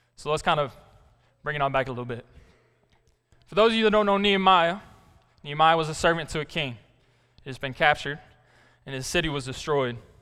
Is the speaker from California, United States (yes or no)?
no; Black Rock, Arkansas, United States; I'm from Black Rock, Arkansas. I went to high school there till it shut down